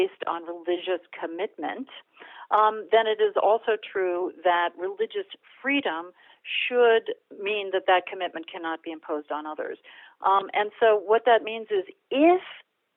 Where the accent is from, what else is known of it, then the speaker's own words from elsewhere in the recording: Iowa, United States; I grew up in Iowa